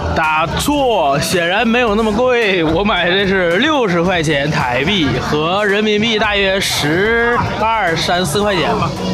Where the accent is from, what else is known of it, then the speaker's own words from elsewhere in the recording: Northeast China, China; 我们两个东北人